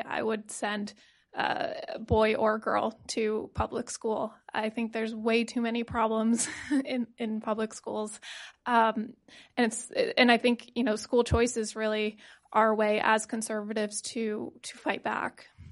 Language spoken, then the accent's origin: English; Connecticut, United States; I am a product of public school. Um, you know, I'm from Connecticut